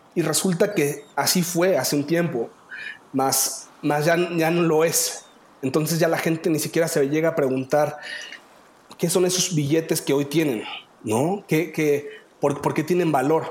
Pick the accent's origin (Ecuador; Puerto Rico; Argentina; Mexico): Mexico; yo soy humano, mexicano